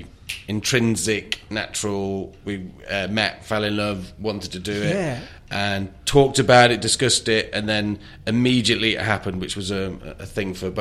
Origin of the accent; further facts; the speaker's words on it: North Wales, United Kingdom; moved away; also born or lived in New York; I'm from Wales, North Wales